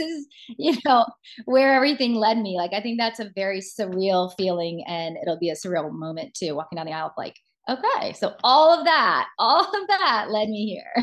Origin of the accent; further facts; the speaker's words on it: Georgia, United States; moved away as an adult; also born or lived in New York City / Los Angeles; now in South Carolina, United States; I'm from the South originally. I grew up born and raised in Georgia